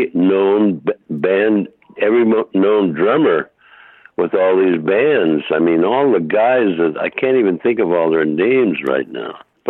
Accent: Hartford, Connecticut, United States; also born or lived in Holyoke, Massachusetts; now in Los Angeles, United States; as I grew up in Hartford, and I was in high school.

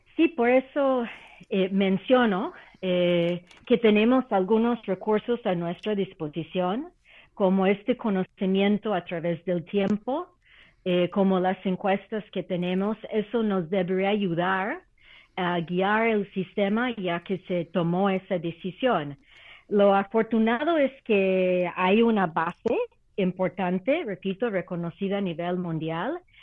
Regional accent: Canada; now in Mexico; Canadá, que conozco muy bien como canadiense por nacimiento

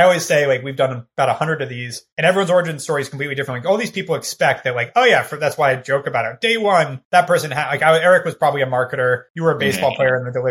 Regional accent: Ojai, California, United States; I grew up in a small town. You might know Ojai

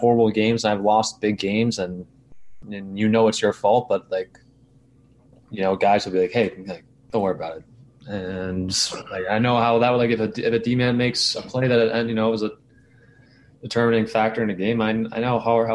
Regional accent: outside New York City, United States; I grew up outside New York City

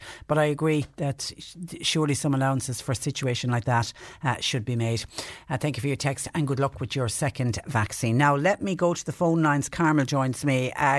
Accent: Clonmel, Munster, Ireland; I know Clonmel because obviously I'm from Clonmel.

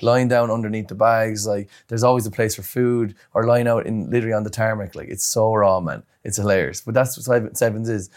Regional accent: Ireland; as an Irish lad

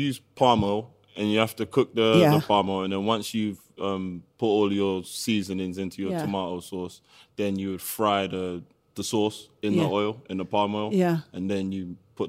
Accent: London, United Kingdom; So I was born in Tottenham.

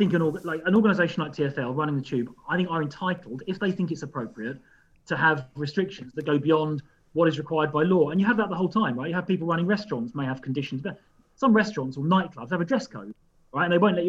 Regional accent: London, United Kingdom; And as I say, as a Londoner, I respect that.

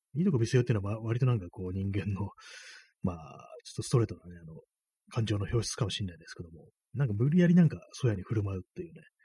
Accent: Tokyo, Japan; 東京出身

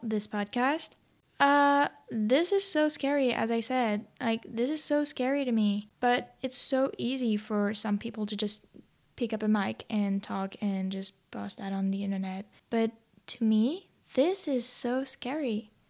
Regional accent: France; English is a second language; moved away as an adult; now in Sydney, Australia; I'm French.

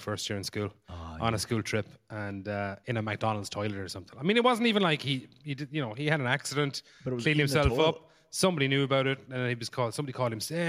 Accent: West Limerick, Munster, Ireland; I'm from West Limerick, the countryside.

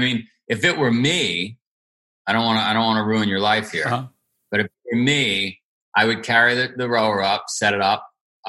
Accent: New York City, New York, United States; I grew up in Howard Beach.

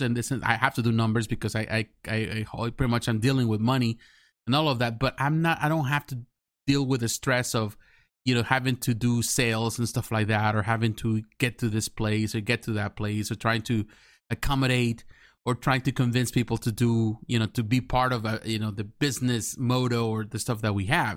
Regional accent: Mexico; English is a second language; now in United States; when I was living back in Mexico

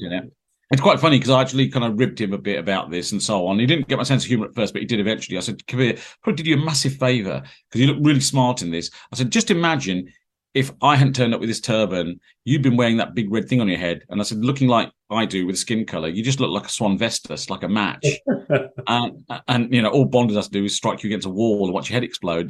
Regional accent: Peterborough, East of England, United Kingdom; I born and bred in Peterborough, lived here all my life

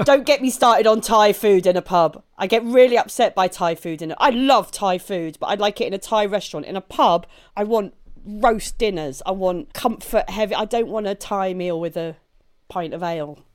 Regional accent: Maidstone, South East England, United Kingdom; moved away; I grew up in, uh, in Maidstone in Kent

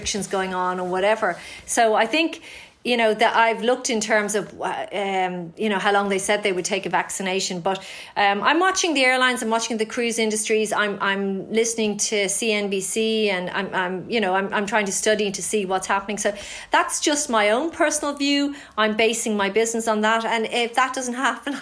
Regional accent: Ireland; I'm an Irish story

